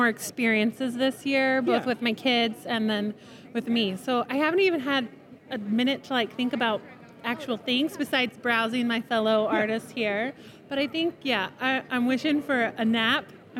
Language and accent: English; Midwest, United States; now in Arizona, United States; I'm from the Midwest